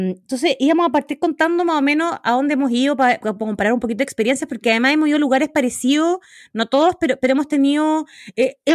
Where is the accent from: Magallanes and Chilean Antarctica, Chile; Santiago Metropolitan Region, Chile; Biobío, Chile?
Magallanes and Chilean Antarctica, Chile; moved away; yo soy de Magallanes